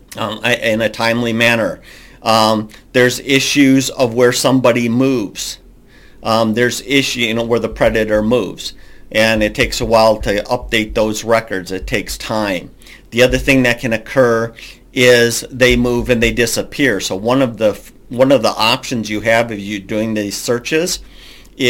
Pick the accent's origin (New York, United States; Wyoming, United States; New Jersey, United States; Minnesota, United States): Minnesota, United States; I'm from Minnesota